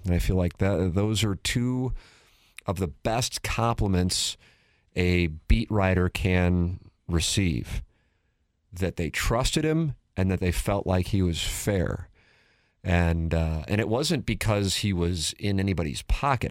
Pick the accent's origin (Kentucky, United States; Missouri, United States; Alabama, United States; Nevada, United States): Missouri, United States; St. Louis; as St. Louisans and as Cardinal fans